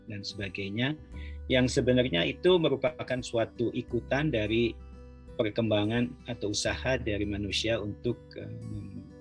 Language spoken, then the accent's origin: Indonesian; Bandung, West Java, Indonesia; moved away; saya kan lahir juga di Bandung ya saya pernah kecil di Bandung